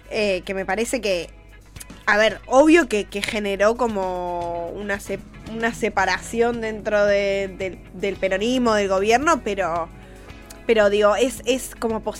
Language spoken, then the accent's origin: Spanish; Minas Gerais, Brazil; Spanish is a second language; Yo soy de Brasil